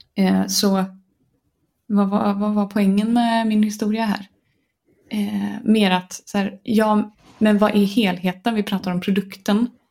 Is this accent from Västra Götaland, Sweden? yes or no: yes; Gothenburg, Västra Götaland, Sweden; accent: Gothenburg dialect (göteborgska); jag blir ju jättemobbad för min göteborgska